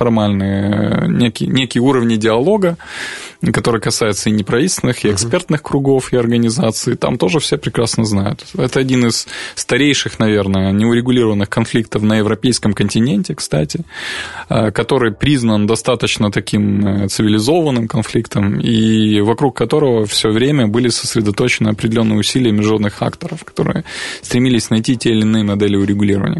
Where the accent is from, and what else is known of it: Transnistria, Moldova